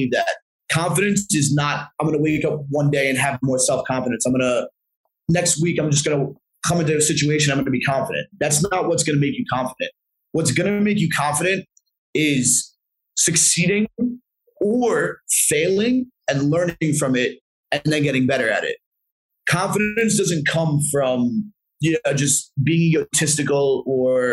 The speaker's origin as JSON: {"language": "English", "region": "New Jersey", "country": "United States", "tie": "born or raised there", "said": "this one venue in Jersey that was pretty close to my hometown"}